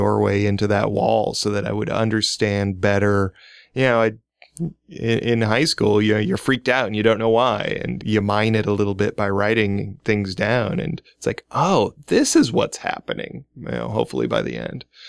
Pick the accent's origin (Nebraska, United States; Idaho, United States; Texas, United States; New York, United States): Nebraska, United States; Omaha; moved away as an adult; I grew up in Omaha